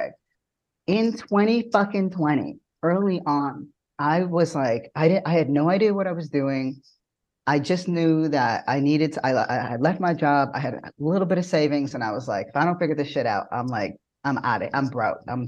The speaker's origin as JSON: {"language": "English", "town": "Toronto", "region": "Ontario", "country": "Canada", "tie": "born or raised there", "moved": "as an adult", "lives_now": "United States", "said": "I was new to this country. I'm born and raised in Toronto, and I moved here late around 2016."}